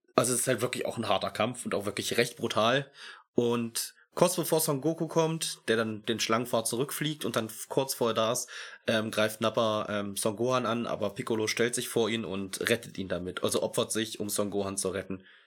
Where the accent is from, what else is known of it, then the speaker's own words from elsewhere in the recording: Germany; bei uns in Deutschland